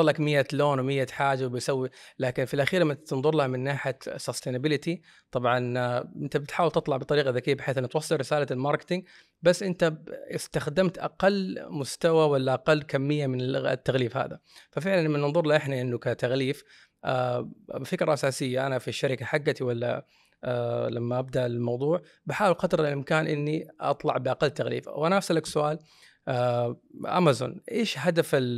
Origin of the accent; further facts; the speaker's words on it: Saudi Arabia; عندنا في السعوديه